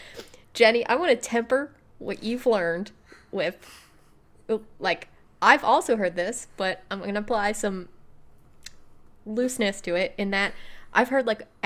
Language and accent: English; Midwest, United States; we're from the Midwest